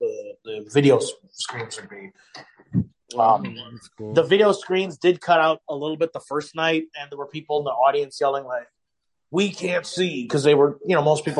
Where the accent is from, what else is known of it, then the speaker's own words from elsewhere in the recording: Chicago, Illinois, United States; moved away; I'm from Chicago originally